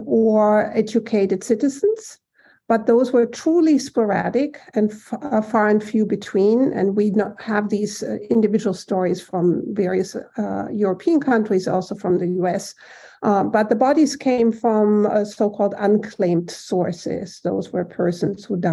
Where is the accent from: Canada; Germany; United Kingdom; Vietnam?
Germany; moved away as an adult; now in Boston, United States; growing up in Germany, being raised in Germany by my family